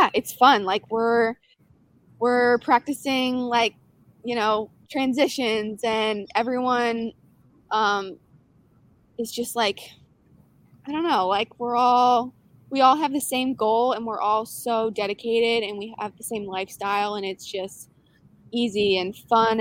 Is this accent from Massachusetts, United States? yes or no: no; Wixom, Michigan, United States; moved away as an adult; also born or lived in Utah; now in Georgia, United States; I grew up in Michigan, a city called Wixom. It's about like 30 minutes outside of Detroit